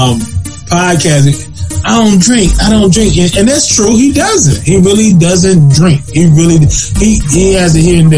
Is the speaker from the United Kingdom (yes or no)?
no; Zebulon, North Carolina, United States; We are born and raised, we done said the name so many times, Z-Times, Zebulon, North Carolina. We born and raised in the South, North Carolina